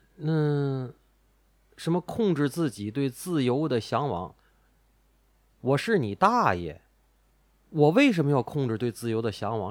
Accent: Tianjin, China; 我们三个主播都是天津的，家也在天津

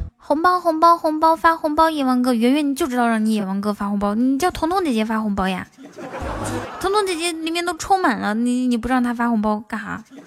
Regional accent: Inner Mongolia, China; 我是一个内蒙古西北的小姑娘

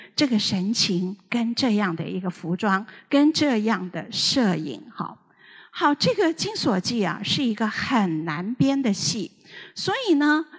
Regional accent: Taiwan; 我这个年纪的小的时候，全台湾的人都在看香港的黄梅调电影

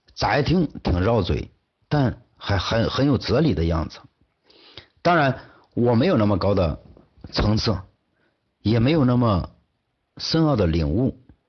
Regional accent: China; 我们中国人最传统、最宝贵的精神财富之一

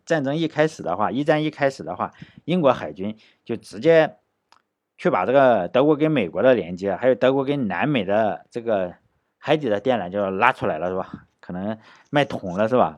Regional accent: China; 我觉得我们中国人应该对英国的战斗力有深刻的理解

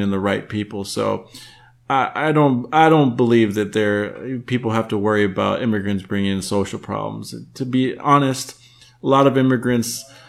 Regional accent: United States; born or raised there; also born or lived in Mexico; now in China

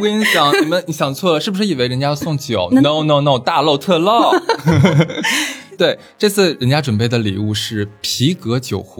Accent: China; 它非常的就是安全稳妥，而且很好喝，适合我们中国人的口味。

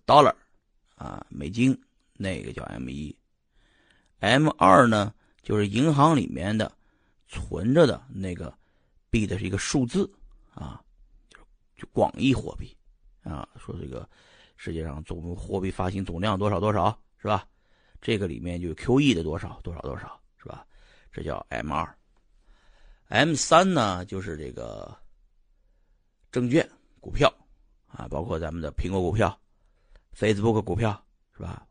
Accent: Shanxi, China; 就是我老家这帮山西人

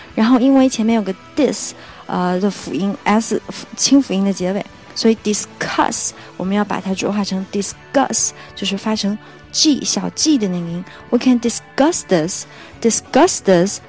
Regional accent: China; 我们中国人

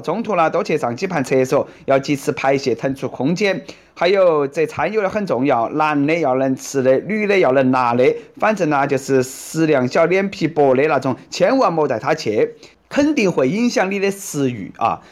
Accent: Sichuan, China; accent: Sichuanese Mandarin (Chuanpu); 我们四川人肯定记得到他的名字噻

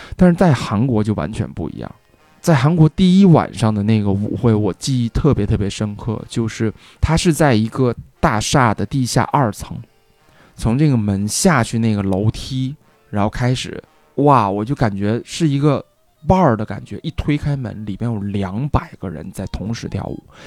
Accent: Northeast China, China; now in Beijing, China; 因为我以前在东北学的萨克斯

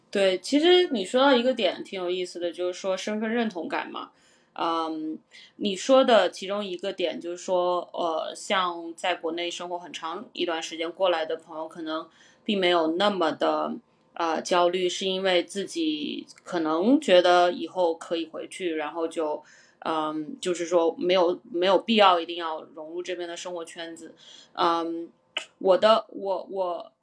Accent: China; also born or lived in North America; now in United States; 我自己觉得我是一个中国人，就是所有的东西都是比较偏中式的

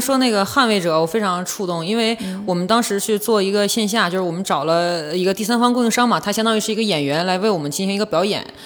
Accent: Northeast China, China; accent: Northeastern Mandarin; 我们东北话讲北，得劲儿

